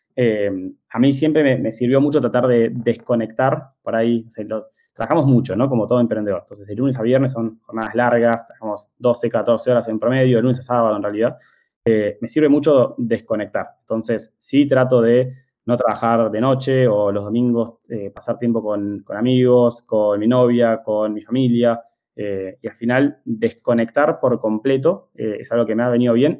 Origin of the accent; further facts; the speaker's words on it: Argentina; somos argentinos